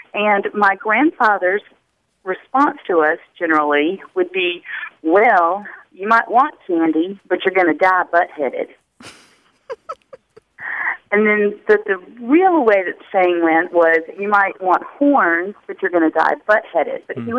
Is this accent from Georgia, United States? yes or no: yes; Southwest Georgia, United States; now in Tallahassee, United States; I am from a small town in Southwest Georgia